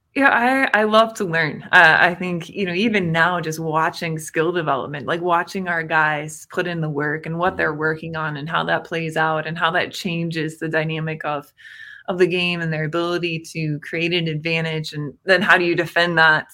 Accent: Indiana, United States; growing up in Indiana

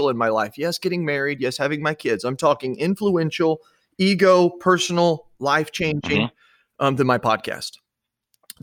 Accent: Illinois, United States; also born or lived in Washington; When we moved from Washington to Illinois, we drove down to actually Arizona, Phoenix, Arizona, and then up to Illinois.

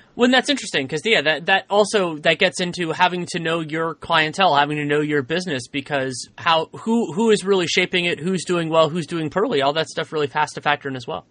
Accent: San Francisco, California, United States; growing up in San Francisco.

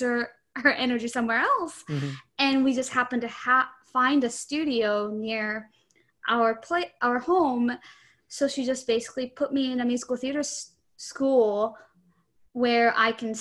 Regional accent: Japan; now in United States; I was born and raised in Japan

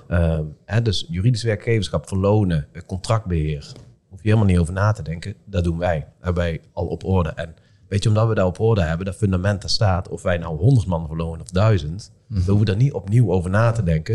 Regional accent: Eindhoven, North Brabant, Netherlands; accent: soft G; now in Son, Netherlands; ik heb een zachte G, ik kom hier uit Eindhoven

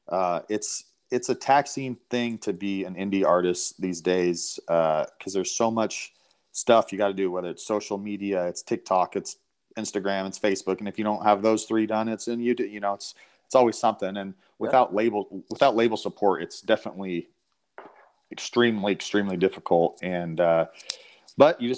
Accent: Washington, United States; moved away as an adult; also born or lived in Los Angeles; now in Nashville, United States; I'm from Washington State, so out in the Pacific Northwest. And I've been out in Nashville here about 10 years now

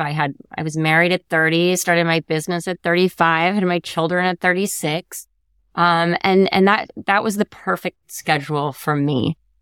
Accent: Connecticut, United States; I grew up in Connecticut

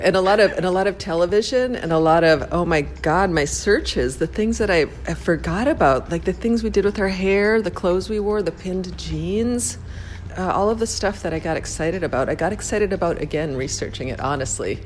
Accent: Paynesville, Minnesota, United States; I grew up in Paynesville, Minnesota Minnesota in the 1980s

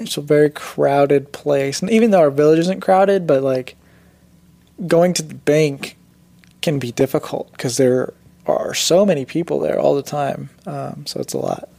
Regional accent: Indiana, United States; also born or lived in Gujarat, India; I was born in India, came to America when I was about three years old, and then um, kind of just lived in Indiana my entire life after that.

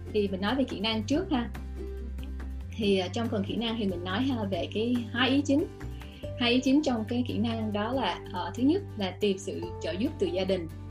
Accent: Vietnam; moved away as an adult; now in United States; phụ nữ mình mà từ Việt Nam sang

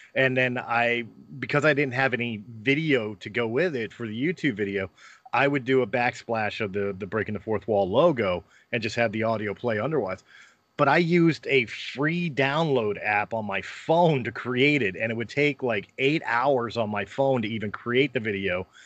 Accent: Philadelphia, Pennsylvania, United States; moved away; also born or lived in Colorado; I'm from Philadelphia

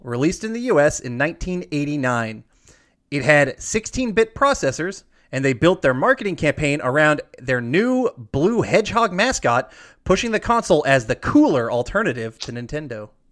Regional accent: Georgia, United States; I grew up in the South, like, we, we grew up saying stuffing.

